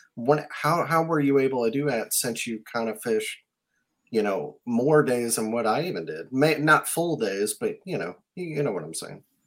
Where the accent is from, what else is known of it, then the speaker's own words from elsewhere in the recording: South Mississippi, United States; moved away; also born or lived in New Orleans; I'm from South Mississippi and used to live in New Orleans.